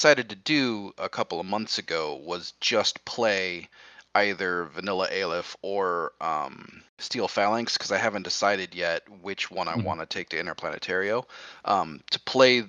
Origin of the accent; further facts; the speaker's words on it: Maryland, United States; I'm from Maryland, so the Mid-Atlantic Infinity Travel Team, as we're called by our little local meta out here.